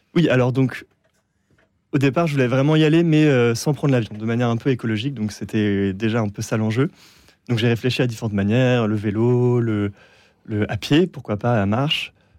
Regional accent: France; j'étais français

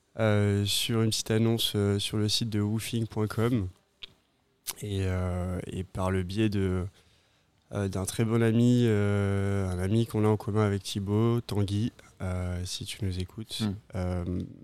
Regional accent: Pau, Nouvelle-Aquitaine, France; moved away as an adult; now in Réunion, France; originaire du sud-ouest, d'une petite ville qui s'appelle Pau

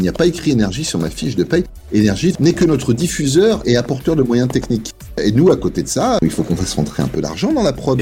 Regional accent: Beaurevoir, Hauts-de-France, France; moved away; also born or lived in Saint-Quentin; Je suis né à Saint-Quentin, dans la même ville que Sébastien Coé

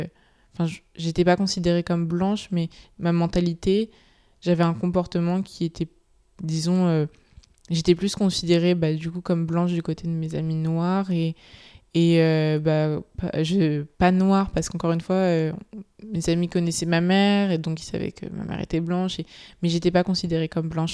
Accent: Ivry-sur-Seine, Île-de-France, France; now in Paris, France; j'ai grandi dans le centre-ville d'Ivry jusqu'à ma quatrième où j'ai déménagé dans Paris 15

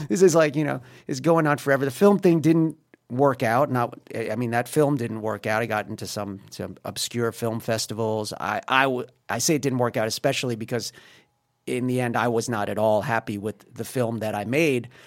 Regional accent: New York, United States; moved away as an adult; now in Paris, France; I'm from New York

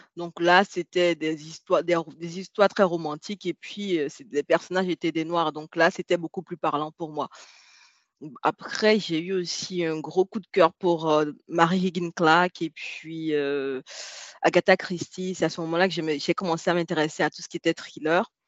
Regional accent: Benin; moi j'ai grandi au Bénin, c'est un pays de l'Afrique de l'Ouest

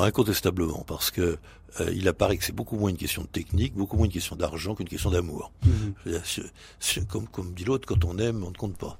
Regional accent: Brittany, France; dans ma jeunesse en Bretagne

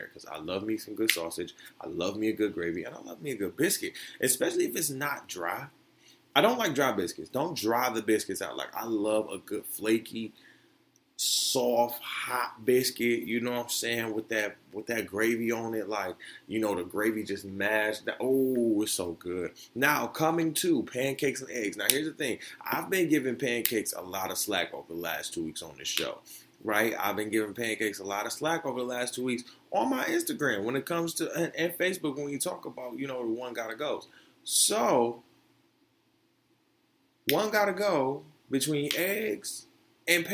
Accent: Florida, United States; moved away; I'm from Florida, right? Being from the South

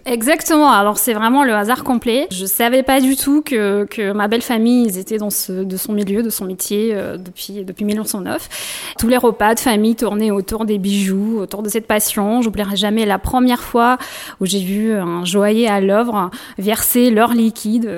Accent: Russia; French is a second language; moved away as an adult; also born or lived in Kyiv, Ukraine / Moscow, Russia; now in Bordeaux, France; Je serai toujours attachée euh, bah, à la Russie, à la région où je suis née, forcément, à Kiev, là où je fais mes études, à Moscou

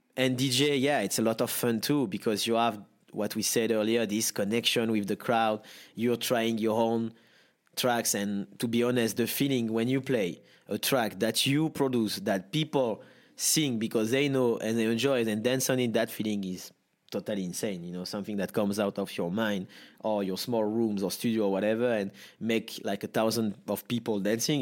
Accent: Nice, Provence-Alpes-Côte d'Azur, France; English is a second language; I'm born and raised in Nice, south of France.

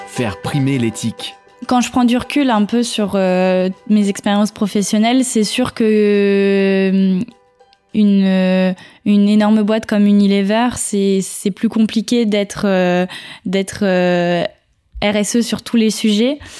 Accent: Normandy, France; now in Paris region, France; je suis normande

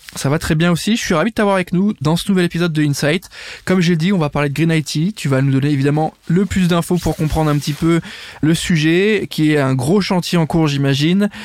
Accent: France; en tant que Français, on est concerné

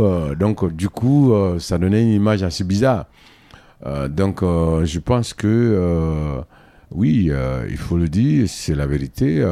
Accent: Côte d’Ivoire; now in Mali; je suis un Africain d'origine ivoirienne

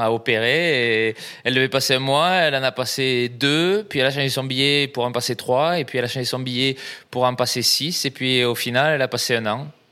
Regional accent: south-west France, France; also born or lived in Brazil; now in Paris, France; ça s'entend aussi, euh, je viens du, sud-ouest

